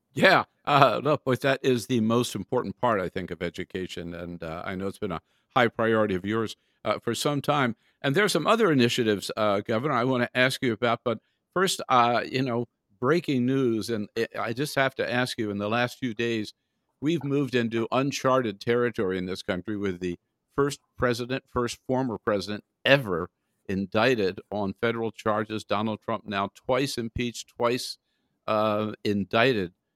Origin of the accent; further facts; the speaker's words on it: Wilmington, Delaware, United States; I remember growing up around Wilmington, Delaware